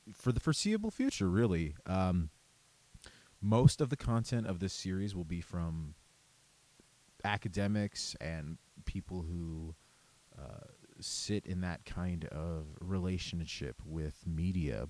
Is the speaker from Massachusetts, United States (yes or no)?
no; Cheyenne River Reservation, South Dakota, United States; moved away; I was born and raised on the Cheyenne River Reservation.